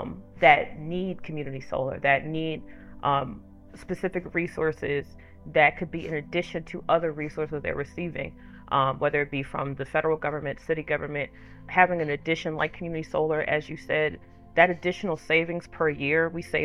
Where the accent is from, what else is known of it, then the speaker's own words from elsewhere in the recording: Philadelphia, Pennsylvania, United States; now in Washington, D.C., United States; I would love for Groundswell to go back to my hometown of Philly.